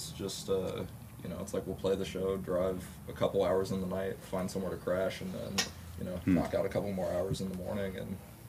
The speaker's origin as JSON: {"language": "English", "region": "Ohio", "country": "United States", "said": "I'm from Ohio, so at least I'm like used to the snow."}